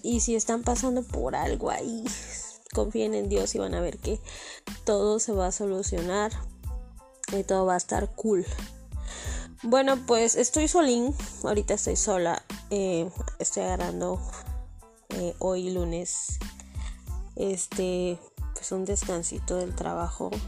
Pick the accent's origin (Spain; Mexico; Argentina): Mexico; Mexico City; soy del DF